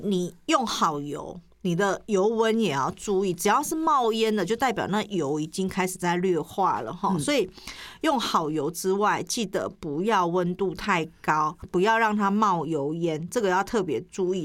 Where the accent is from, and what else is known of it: Taiwan